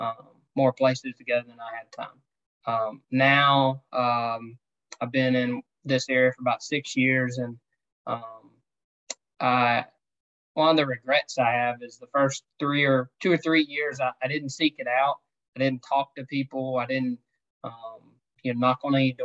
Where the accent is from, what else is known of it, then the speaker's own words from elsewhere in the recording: Colleton County, South Carolina, United States; now in Georgia, United States; Originally from Colleton County, South Carolina